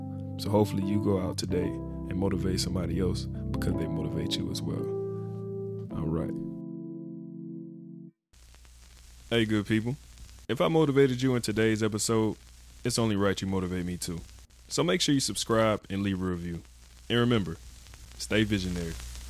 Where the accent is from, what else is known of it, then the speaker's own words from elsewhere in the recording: Birmingham, Alabama, United States; also born or lived in Sarasota, Florida; I'm from Birmingham, Alabama, but I was also raised in Sarasota, Florida. I spent an equal amount of time in both places, so I'm a native to both.